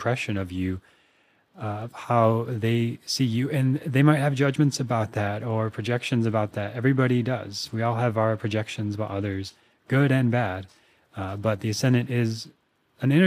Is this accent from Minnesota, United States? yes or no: yes; Minnesota, United States; also born or lived in Austin, Texas; now in Venice, California, United States; I grew up in Minnesota